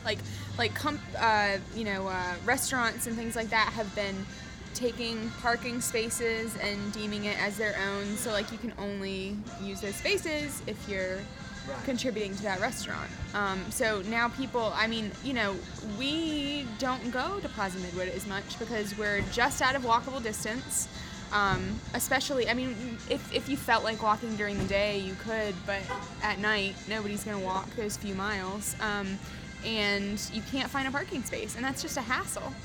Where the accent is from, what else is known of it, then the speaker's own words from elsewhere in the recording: Charlotte, North Carolina, United States; also born or lived in Asheville; I grew up in Charlotte. Uh, I was born in Charlotte, and the only time I ever left Charlotte was to go to Asheville uh, to go to school